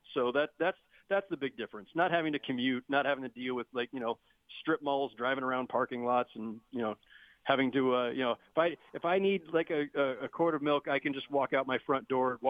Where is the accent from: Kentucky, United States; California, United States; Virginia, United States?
California, United States; Bay Area; also born or lived in Los Angeles; now in New York, United States; I grew up in the Bay Area, so, I mean, the one common thread there is I've always lived in pretty big cities.